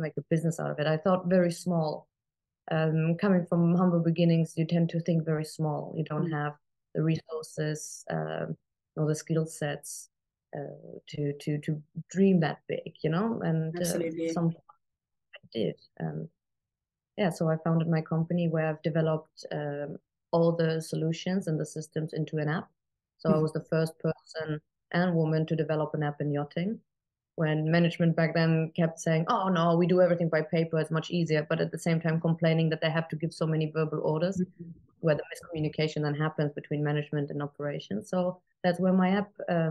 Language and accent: English; Germany; moved away; I was born and raised in Germany